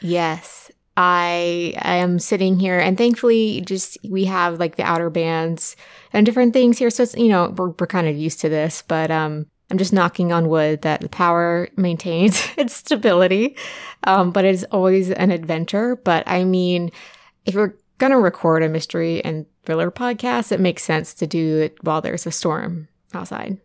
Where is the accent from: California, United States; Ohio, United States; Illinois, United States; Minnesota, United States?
Ohio, United States; Southern; I grew up in Southern Ohio